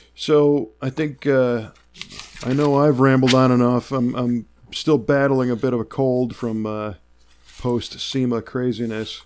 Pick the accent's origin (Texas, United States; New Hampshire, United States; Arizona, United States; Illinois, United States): Illinois, United States; Chicago; moved away as an adult; also born or lived in Southern California; I grew up in Chicago. I know the snow.